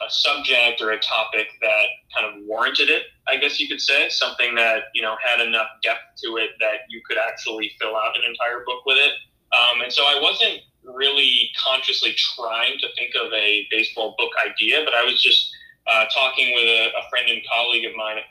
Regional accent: Crystal Lake, Illinois, United States; I grew up in Crystal Lake, Illinois, which is a suburb about 45 minutes outside of Chicago

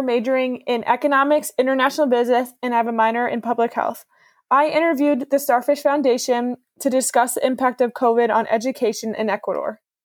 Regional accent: Ontario, Canada; I'm from Ontario, Canada

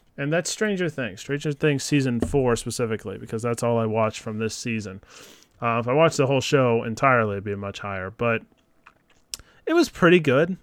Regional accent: Philadelphia, Pennsylvania, United States; I'm from Philadelphia

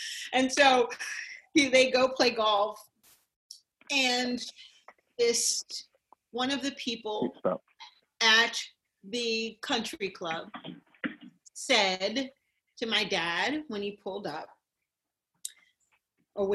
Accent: Connecticut, United States; also born or lived in Woburn, Massachusetts; I grew up in Boston, Woburn, and my dad was an air pilot in the Air Force, and Hanscom Air Force Base. We also spent time at. Then I moved to Connecticut, so I grew up in Connecticut.

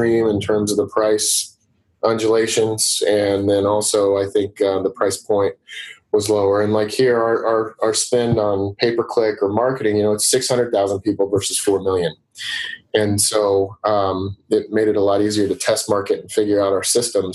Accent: Wichita, Kansas, United States; also born or lived in Denver, Colorado; Wichita, where I grew up right outside of Wichita, is a smaller town.

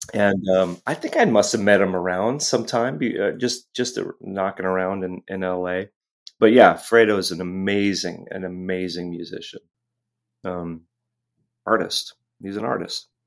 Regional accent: Los Angeles, California, United States; moved away as an adult; also born or lived in Hermosa Beach / Santa Monica / Pacific Palisades; now in San Francisco, United States; I spent the first half of my life in, in Los Angeles

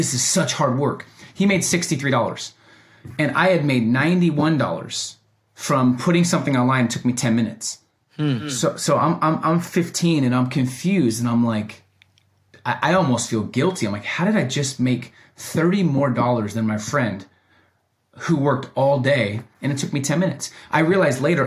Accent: Oregon, United States; also born or lived in Oakland, California; I was born in Oakland, California for the first three, four years. And then I moved to Oregon. So being raised in Oregon

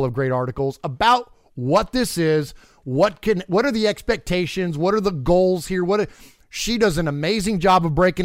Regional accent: San Jose, California, United States; I grew up in San Jose

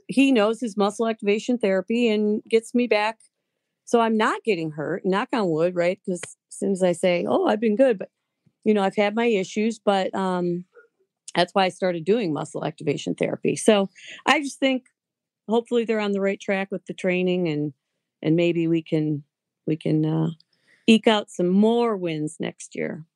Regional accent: Lakewood, Ohio, United States; also born or lived in Westlake; grew up in lakewood

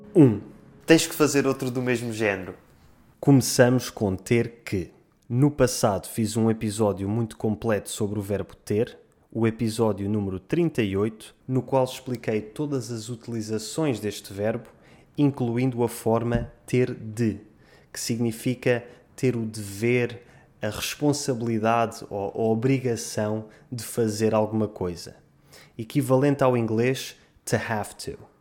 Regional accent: Portugal; em Portugal dizemos

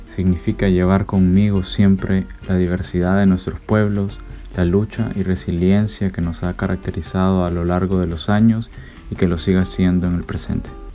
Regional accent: Venezuela; soy de Venezuela

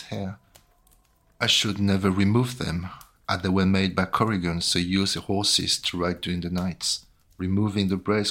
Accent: Brittany, France; I was born in Brittany

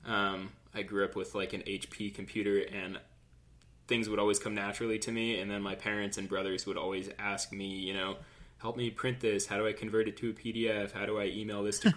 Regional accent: Southern California, United States; born and raised in Southern California

